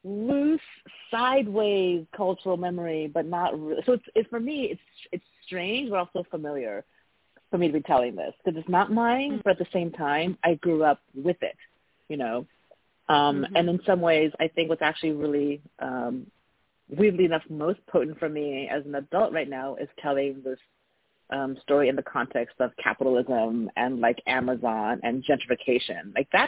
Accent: Taiwan; born there; There were cartoons I grew up watching, and I was born in Taiwan, and so there are cartoons in Taiwan that were essentially copies

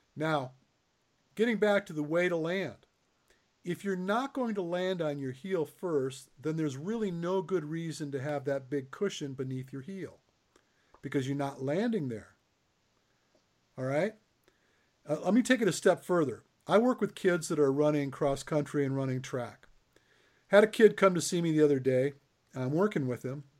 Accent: Michigan, United States; I grew up in Michigan

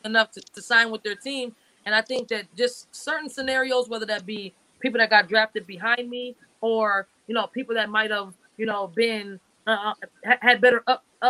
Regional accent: Minneapolis, Minnesota, United States; the Minnesota Lynx into my hometown

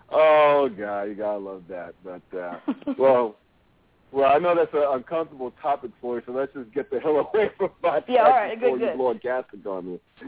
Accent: North Carolina, United States; now in Ohio, United States; growing up in North Carolina, they're the worst of the worst. I live in Ohio.

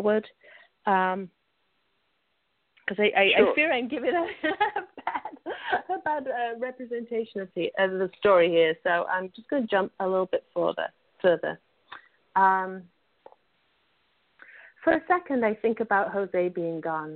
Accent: Sheffield, Yorkshire and the Humber, United Kingdom; I grew up in the north of England in a big city that most people have probably never heard of, which is Sheffield.

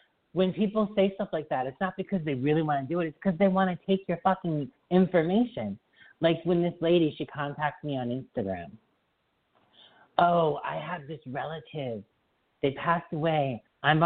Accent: Springfield, Massachusetts, United States; now in Boston, United States; I'm moving from Boston back to Springfield. I'm moving back home

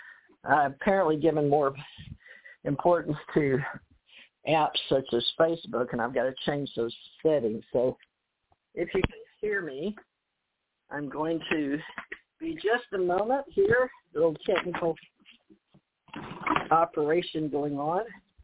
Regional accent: United States; Growing up in America, this is

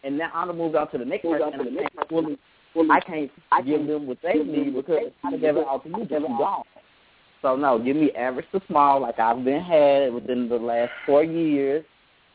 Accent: New Orleans, Louisiana, United States; I'm from New Orleans, theoretically a home of the big dick trade

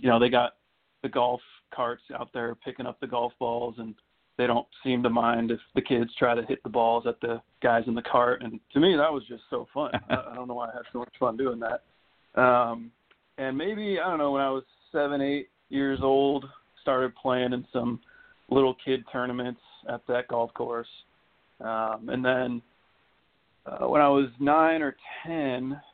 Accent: Tempe, Arizona, United States; I'm from Tempe, Arizona, and I still currently live in Tempe, Arizona

